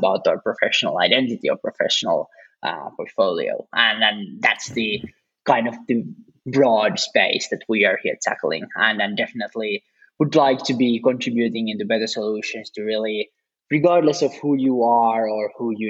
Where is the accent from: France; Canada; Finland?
Finland; I'm actually from Finland